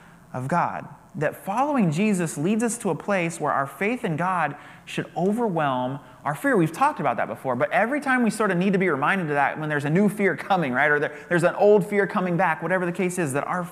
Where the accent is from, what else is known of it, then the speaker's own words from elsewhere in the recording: United States; as an American